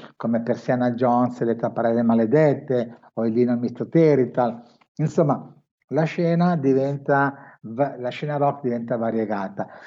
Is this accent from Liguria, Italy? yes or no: no; Milan, Lombardy, Italy; io sono di Milano